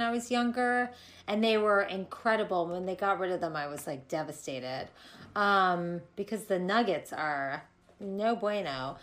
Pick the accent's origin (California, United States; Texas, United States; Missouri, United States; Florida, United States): Florida, United States; also born or lived in New York; now in Los Angeles, United States; in Florida growing up